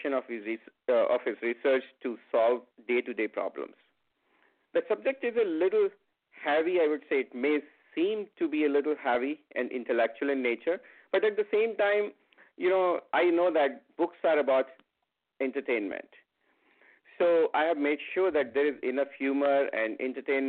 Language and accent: English; India; first language Hindi; English is a second language; I grew up in a small town of India as a Hindi-speaking child.